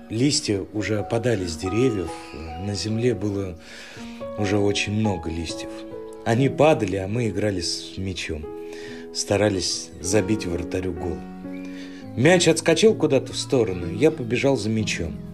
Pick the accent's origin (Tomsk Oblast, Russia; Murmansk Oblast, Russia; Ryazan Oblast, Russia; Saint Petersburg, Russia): Ryazan Oblast, Russia; Ryazan; Я родился и вырос в Рязани, в небольшом районе под названием Дашки Песочные.